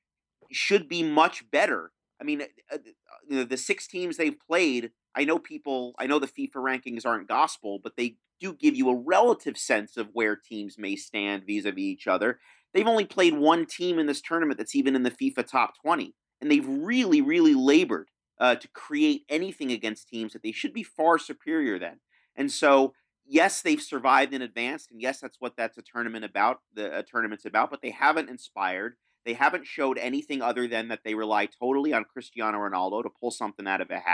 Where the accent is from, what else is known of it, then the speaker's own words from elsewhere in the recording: United States; I'm American